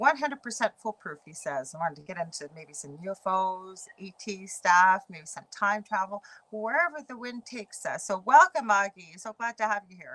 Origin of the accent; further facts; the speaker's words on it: Canada; I'm a Canadian clairvoyant medium